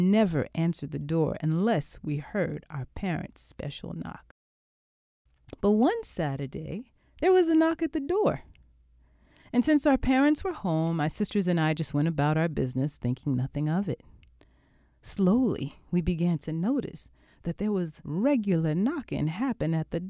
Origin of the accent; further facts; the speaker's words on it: Laurel, Maryland, United States; Growing up in the Washington, D.C. suburbs of Laurel, Maryland during the 70s was a somewhat insular experience